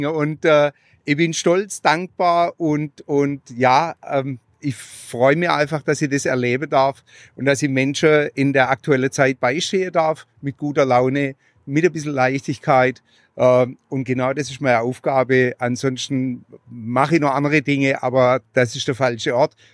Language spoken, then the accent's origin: German; Pforzheim, Baden-Württemberg, Germany; auch über meine Heimatstadt Pforzheim äh, rede ich da sehr, sehr ähm, ja, so wie ich's wahrgenommen habe.